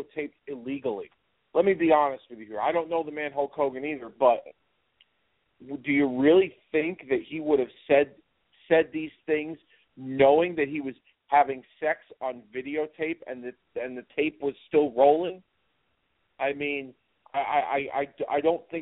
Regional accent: United States; myself, as an American

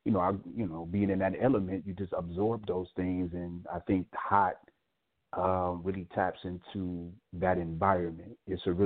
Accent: Detroit, Michigan, United States; I'm from Detroit, Michigan, and you know, that's Motown

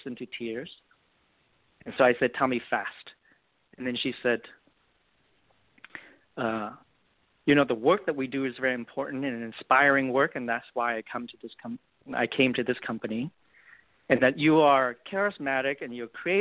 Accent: Vietnam; now in United States; growing up in Vietnam and born and raised in the middle of a war and escape on a boat

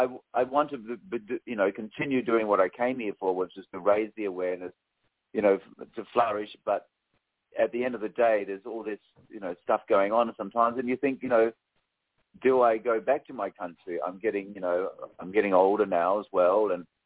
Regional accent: Australia; moved away as an adult; now in United States; I've been living here in America for 10 years, and I'm Australian.

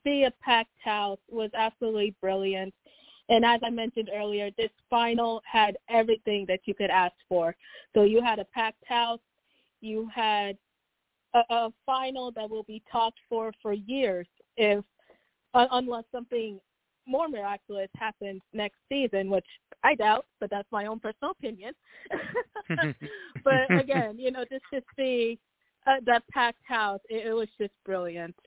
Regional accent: Kansas City, United States; I'm originally from Kansas City.

